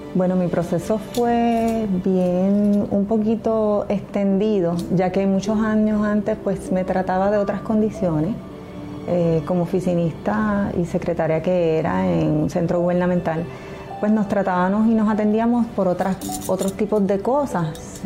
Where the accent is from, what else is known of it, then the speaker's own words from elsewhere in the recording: Bayamón, Puerto Rico; mi ciudad natal es Bayamón, siempre he vivido en Bayamón